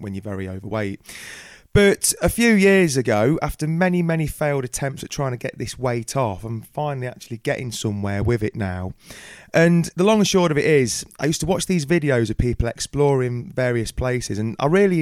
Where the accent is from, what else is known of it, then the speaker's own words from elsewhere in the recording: Coalville, Leicestershire, East Midlands, United Kingdom; I hail from Colvard in Leicestershire